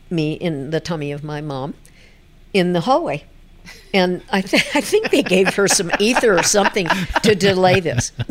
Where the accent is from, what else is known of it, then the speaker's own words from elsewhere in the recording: Denver, Colorado, United States; I am a rare native. okay. Been here, born in St. Luke's Hospital.